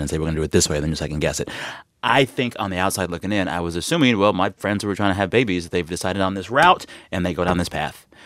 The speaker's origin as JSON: {"language": "English", "town": "San Antonio", "region": "Texas", "country": "United States", "also_born_or_lived": "Seguin, Texas", "moved": "as an adult", "lives_now": "Los Angeles, United States", "said": "I'm from San Antonio"}